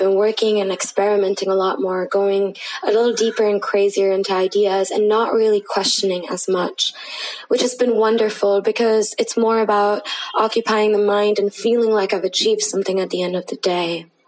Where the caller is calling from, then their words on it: Mumbai, Maharashtra, India; I am recording currently from Mumbai, India.